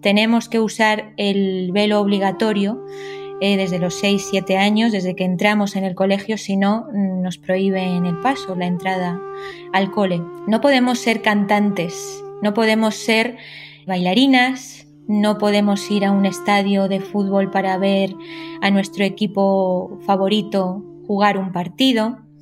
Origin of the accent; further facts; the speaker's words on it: Spain; also born or lived in Tehran, Iran; nací en Teherán, pero me he criado en España